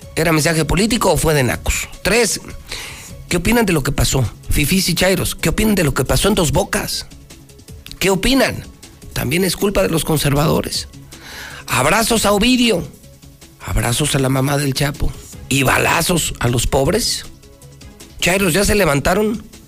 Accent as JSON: {"language": "Spanish", "region": "Aguascalientes", "country": "Mexico", "said": "soy de Aguascalientes"}